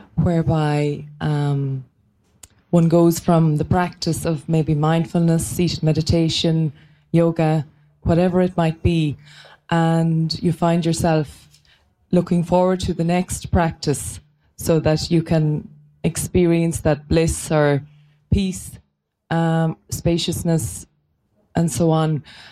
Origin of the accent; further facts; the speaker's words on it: Ireland; I'm from Ireland, so I hope you can understand me with my accent.